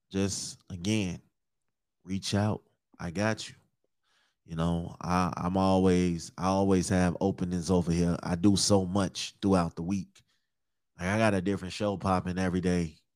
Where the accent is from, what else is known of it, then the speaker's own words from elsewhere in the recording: Chicago, Illinois, United States; accent: Chicago; now in Minnesota, United States; I'm from Chicago. I reside in Minnesota right now, though